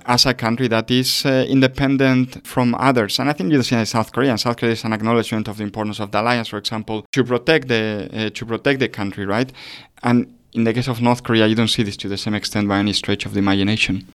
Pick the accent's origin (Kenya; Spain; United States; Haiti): Spain; I come from Spain